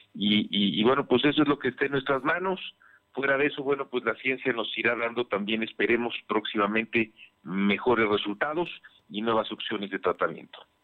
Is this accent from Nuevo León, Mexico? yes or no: no; Puebla, Mexico; como poblanos, como mexicanos